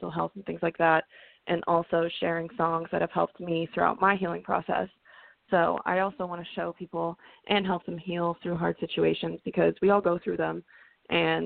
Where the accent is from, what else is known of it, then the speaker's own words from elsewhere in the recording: New England, United States; I grew up in New England and I was singing country music